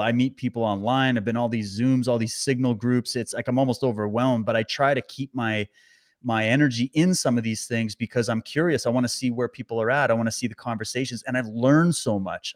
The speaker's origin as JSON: {"language": "English", "country": "Canada", "said": "as a Canadian"}